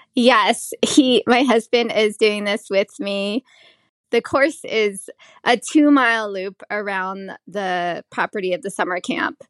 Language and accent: English; United States; also born or lived in Thailand / Cambodia / Las Vegas; my family came to the U S. I was just about to turn year, two years old